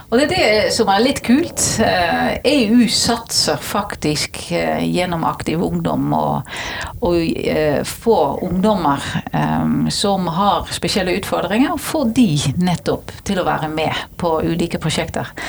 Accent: Netherlands; now in Norway; Det var grunnen til at jeg flyttet fra Nederland til Norge.

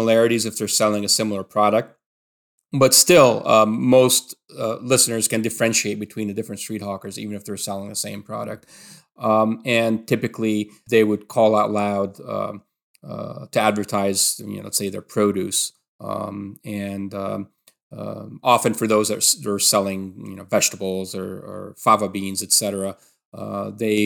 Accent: Alexandria Governorate, Egypt; growing up in Alexandria

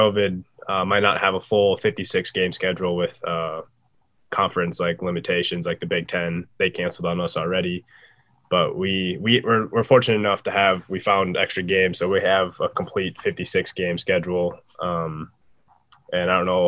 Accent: United States; moved away; SDSU is like 45 minutes from my hometown

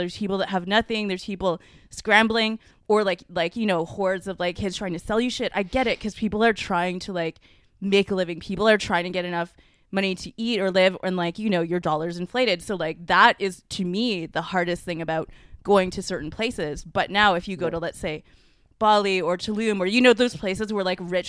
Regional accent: Canada; I was born here and I'm like barely Chinese. Lewis says my culture is white, which is true because I'm from Canada.

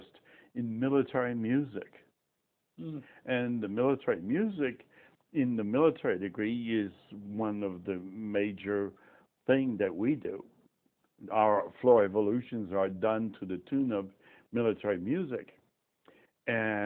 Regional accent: France; first language French; English is a second language; moved away as an adult; now in Tucson, United States; I grew up in France

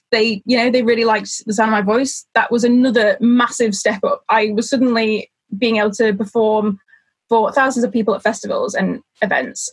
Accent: Isle of Man; moved away as an adult; now in York, United Kingdom; I actually come from the Isle of Man, uh, which is this tiny little place in the middle of the Irish Sea

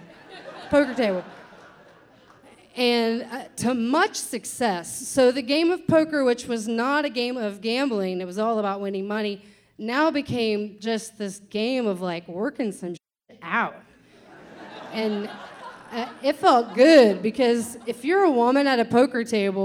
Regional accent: Kentucky, United States; I'm from Kentucky

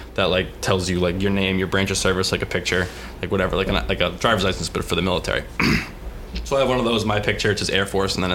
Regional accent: south of Boston, South Shore of Massachusetts, United States; moved away as an adult; now in South Carolina, United States; I grew up in Boston, or south of Boston.

